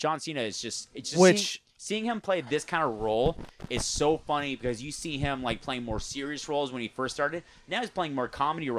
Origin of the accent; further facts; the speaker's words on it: United States; born there; accent: mixed Australian and American; So my family's from Australia, but I'm born in America. And I said my accent is kind of fucked up because my father's Australian, but my mother's American.